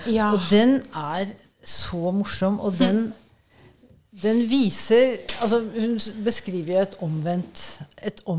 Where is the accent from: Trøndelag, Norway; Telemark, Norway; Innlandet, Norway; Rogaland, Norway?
Innlandet, Norway; Altså, jeg kom jo fra, fra Innlandet.